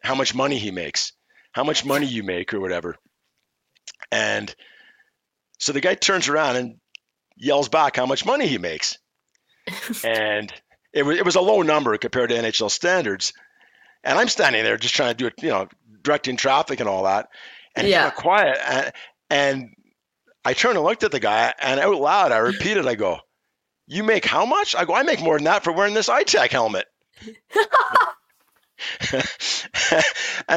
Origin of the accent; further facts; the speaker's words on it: Montreal, Quebec, Canada; I'm born and raised in Montreal. I speak French. I'm bilingual.